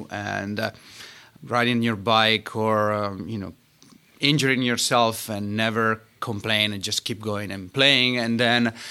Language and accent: English; Vimercate, Lombardy, Italy; born or raised there; English is a second language; moved away as an adult; now in Pittsburgh, United States